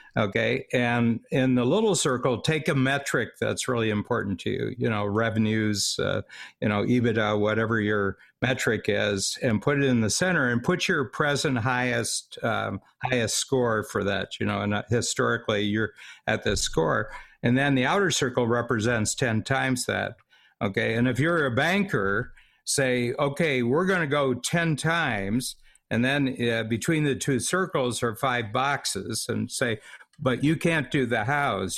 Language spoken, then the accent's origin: English; United States; now in Toronto, Canada; I'm an American. I live in Canada